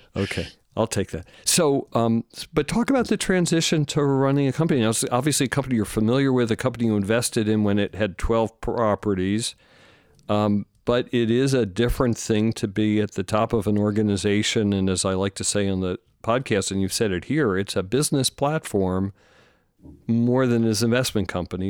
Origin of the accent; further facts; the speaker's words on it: East Coast, United States; we're both from the East Coast.